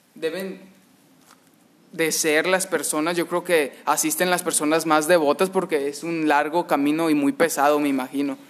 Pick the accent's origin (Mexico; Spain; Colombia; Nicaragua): Mexico; como mexicanos, ya lo llevamos en la sangre